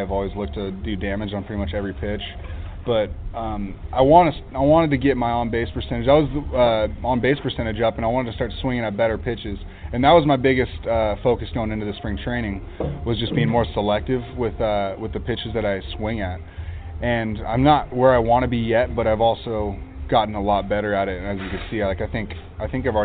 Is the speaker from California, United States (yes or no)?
yes; Huntington Beach, California, United States; I come from Huntington Beach